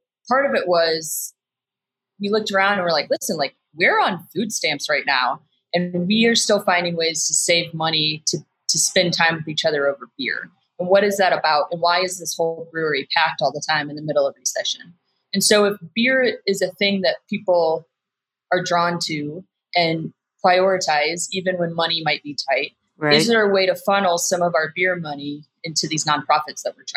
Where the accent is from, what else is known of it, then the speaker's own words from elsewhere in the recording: St. Louis, Missouri, United States; moved away as an adult; now in Denver, United States; growing up in St. Louis, Budweiser was there.